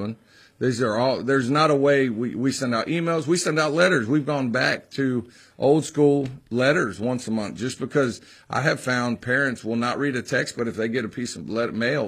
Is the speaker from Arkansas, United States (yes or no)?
no; Texas, United States; now in the South, United States; high school football was what I really, really was passionate about when I grew up in Texas